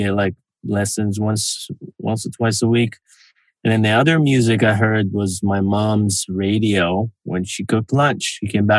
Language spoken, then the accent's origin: English; Israel; now in Los Angeles, United States; I was born in Israel